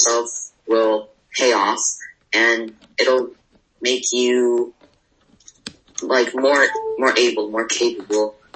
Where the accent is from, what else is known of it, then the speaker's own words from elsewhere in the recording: California, United States; I'm 13 and I'm from California